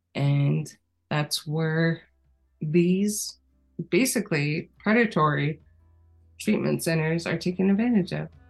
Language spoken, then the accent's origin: English; United States; I grew up on the Navajo Nation